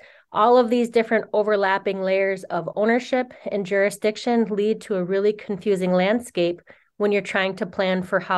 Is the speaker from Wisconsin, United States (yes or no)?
yes; Oneida Reservation, Wisconsin, United States; I'm Wolf Clan, I'm Oneida, and I grew up near Duck Creek that runs through the Oneida Reservation in Wisconsin.